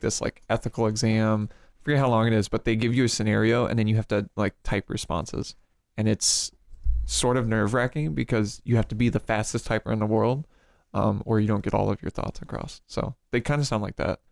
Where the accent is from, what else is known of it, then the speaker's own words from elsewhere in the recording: Peoria, Illinois, United States; moved away; I am from Peoria, Illinois